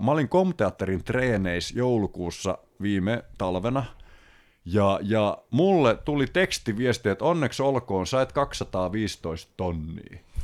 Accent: Paimio, Southwest Finland, Finland; moved away as an adult; me ollaan Paimiosta kotosi

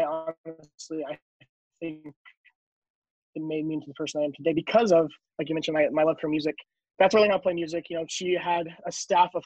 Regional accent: North Carolina, United States; also born or lived in East Tennessee; We moved to North Carolina when I was 5

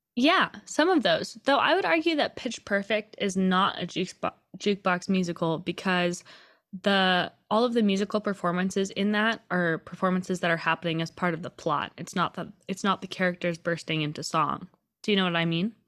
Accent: Seattle, Washington, United States; I grew up in Seattle where there is literally a giant, concrete, scary looking troll under one of our big bridges.

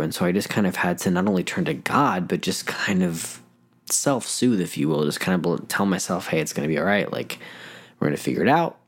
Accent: Denver, Colorado, United States; moved away as an adult; now in Phoenix, United States; I'm originally from Denver, Colorado

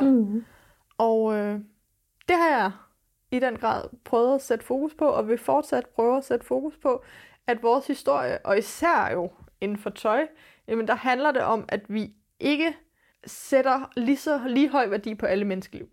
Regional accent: Denmark; vi er født i Danmark med den hudfarve

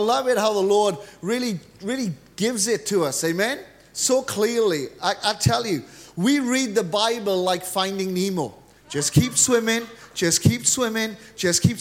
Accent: Wales, United Kingdom; I'm actually from Wales.

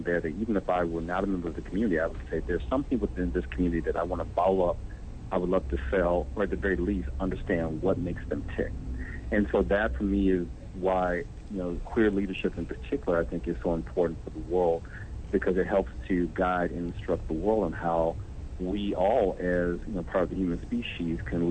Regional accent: United States; I'm an American.

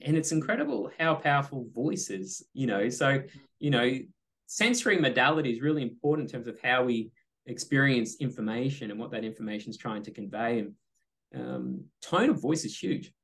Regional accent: Australia; I'm Australian

